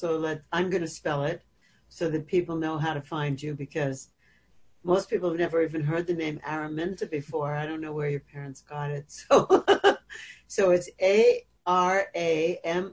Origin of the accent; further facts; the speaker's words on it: United States; growing up as American